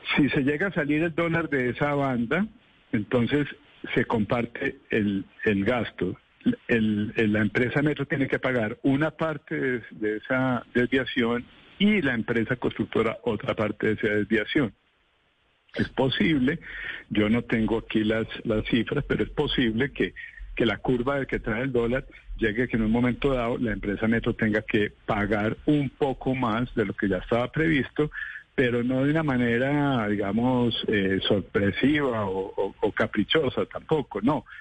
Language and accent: Spanish; Bogotá, Colombia; como bogotano